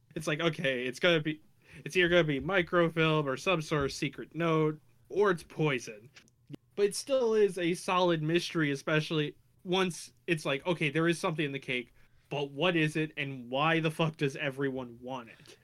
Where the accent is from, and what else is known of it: United States